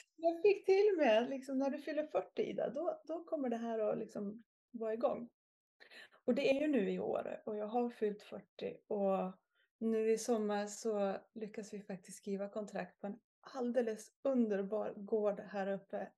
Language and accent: Swedish; Järvsö, Gävleborg County, Sweden; moved away as an adult; Jag födde och uppväxt i Järvsö